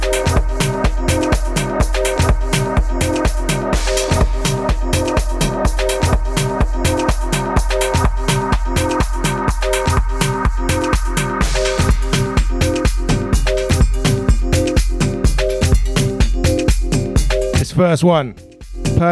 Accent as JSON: {"language": "English", "region": "London", "country": "United Kingdom", "moved": "yes", "lives_now": "Melbourne, Australia", "said": "I'm originally from London, England, as you can hear, and I'm based in Victoria, Melbourne."}